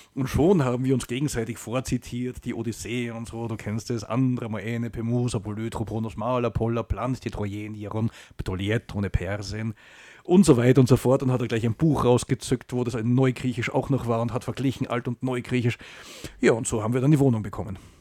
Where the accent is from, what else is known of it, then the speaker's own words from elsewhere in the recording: Salzburg, Austria; moved away as an adult; also born or lived in Germany; Ja, ich bin in Salzburg geboren